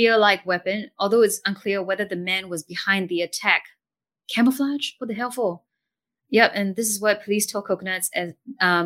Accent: Singapore; as a Singaporean

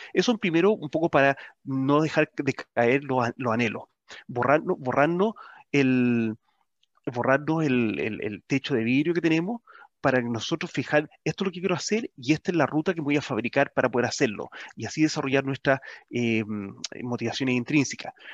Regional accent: Chile

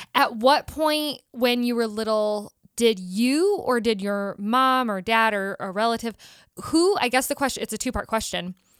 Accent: South Bend, Indiana, United States; moved away as an adult; also born or lived in Chicago; now in Los Angeles, United States; we're from South Bend, Indiana area.

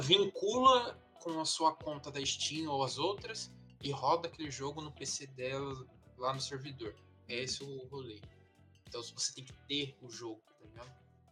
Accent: Brazil; como bom brasileiro

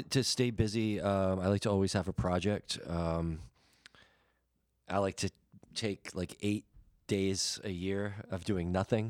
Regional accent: Quebec, Canada; Okay. Well, me neither, but I know we're from Quebec.

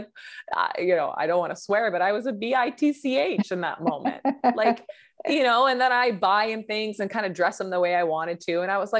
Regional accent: Vancouver, British Columbia, Canada; I grew up in Vancouver, BC.

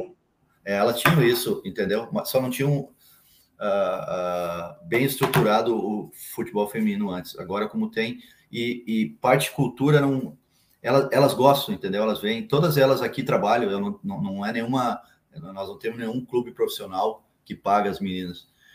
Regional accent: São Leopoldo, Rio Grande do Sul, Brazil; now in Dois Irmãos, Brazil; eu nasci em São Leopoldo. Morei muito tempo na, na Charlau, São Leopoldo.

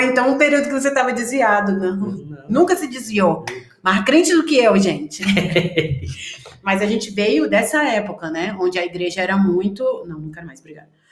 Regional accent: Ceará, Brazil; moved away; vim do Ceará, cresci numa igreja

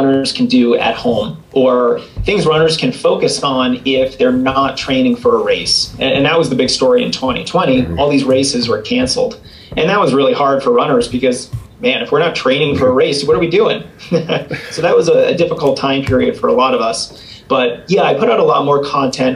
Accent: Boston, Massachusetts, United States; now in Colorado, United States; it's my hometown too. So I grew up outside of Boston.

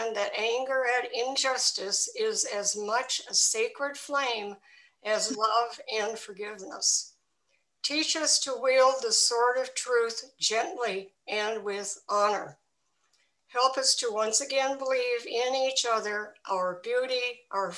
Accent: Milwaukee, Wisconsin, United States; also born or lived in England / Libya / Norway; now in Vermont, United States; I was born in Milwaukee, Wisconsin, so a Midwestern person to begin

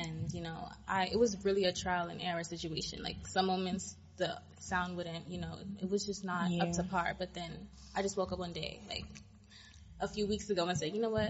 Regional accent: New York City, New York, United States; also born or lived in Canarsie, Brooklyn; I'm originally from Canarsie, but I grew up in Queens

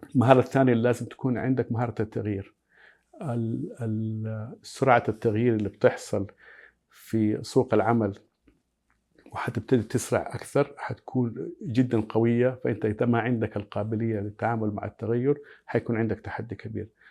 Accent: Saudi Arabia; عندنا في السعودية

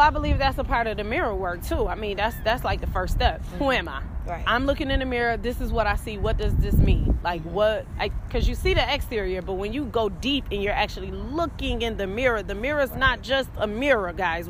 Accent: Rochester, New York, United States; up here in Rochester, New York, where I'm from

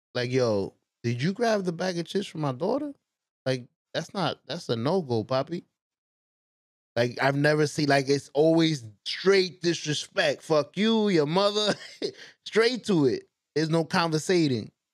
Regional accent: New York City, New York, United States; I'm from the Bronx

